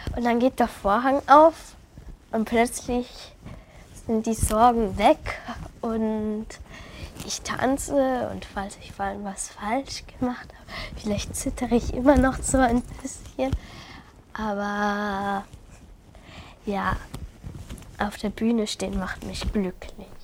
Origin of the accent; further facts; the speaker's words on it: Salzburg, Austria; wir leben hier in Salzburg. Ich wurde auch in Salzburg geboren.